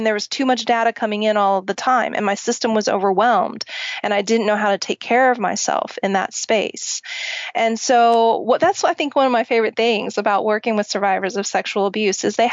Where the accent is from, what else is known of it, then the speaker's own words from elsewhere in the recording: Oklahoma, United States; I grew up in Oklahoma